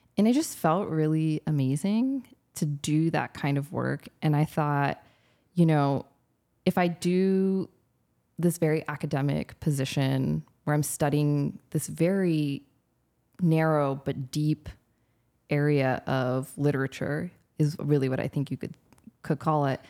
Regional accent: California, United States; moved away as an adult; also born or lived in United Kingdom / Detroit; now in Louisiana, United States; I grew up in California

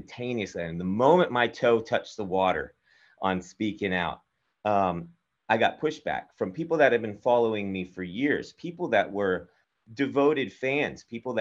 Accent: Texas, United States; I'm from Texas. I went from Texas to Austria

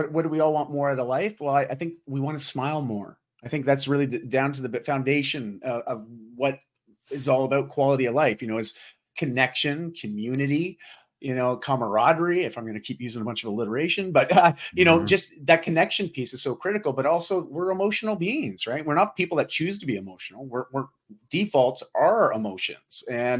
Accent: Ontario, Canada; moved away as an adult; now in Vancouver, Canada; I grew up just outside of Toronto, Ontario, so the eastern side of Canada, or more mid-east, and moved up to Vancouver when I was 18 after I graduated high school.

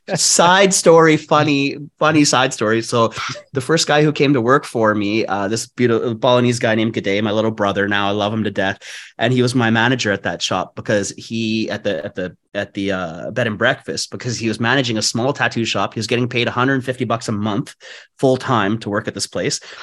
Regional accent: Vancouver, British Columbia, Canada; moved away as an adult; also born or lived in Bali, Indonesia; I was born and raised in East Vancouver

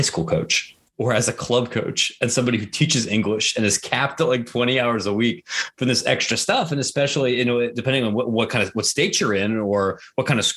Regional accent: Licking County, Ohio, United States; I grew up in Licking County, which is just east of Columbus

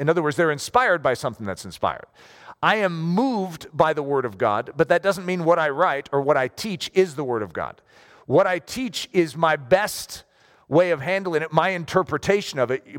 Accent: United States; I am a Christian first, more than I am an American.

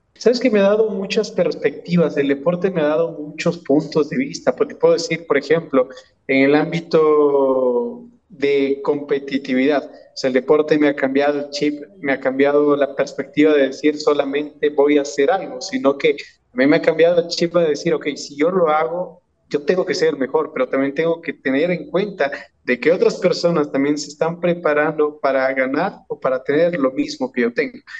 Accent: Ecuador; nosotros, los ecuatorianos

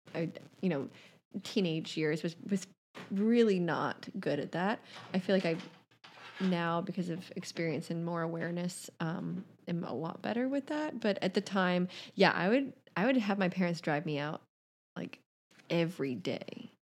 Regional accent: Savannah, Georgia, United States; now in New York City, United States; growing up in Savannah, the waves on Tybee Island are just, like, not good.

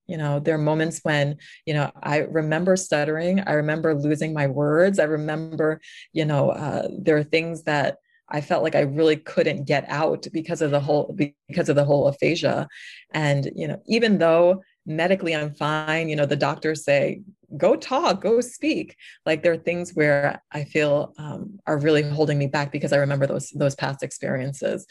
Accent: New York, United States; moved away; I'm originally from New York

